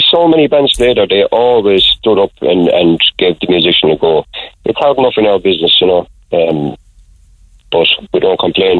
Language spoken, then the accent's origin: English; Ireland; now in Oula, Ireland; I'm originally from Artrinan.